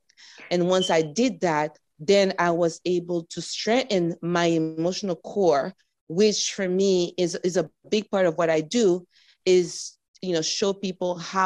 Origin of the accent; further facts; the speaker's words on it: United States; I was born in the United States, but my parents are from Hispaniola